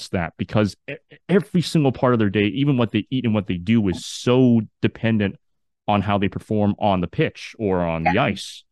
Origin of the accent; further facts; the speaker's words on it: Canada; a Canadian-born Chinese person